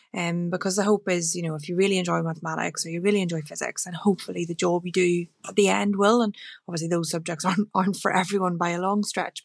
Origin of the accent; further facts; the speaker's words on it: Northern Ireland, United Kingdom; home was a very rural part of Romana in Northern Ireland